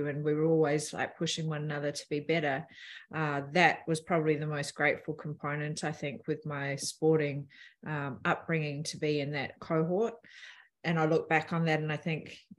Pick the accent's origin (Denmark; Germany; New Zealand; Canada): New Zealand; Palmerston North, Manawatū-Whanganui; I grew up in Palmerston North